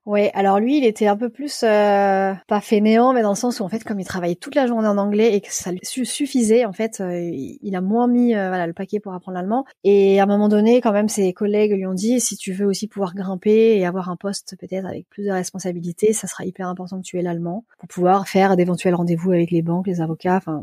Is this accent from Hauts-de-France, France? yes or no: yes; Lille, Hauts-de-France, France; moved away as an adult; also born or lived in Paris; now in Hamburg, Germany; je suis originaire de Lille